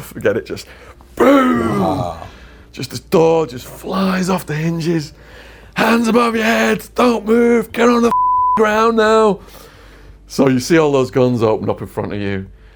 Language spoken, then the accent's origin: English; England, United Kingdom; moved away; I'm English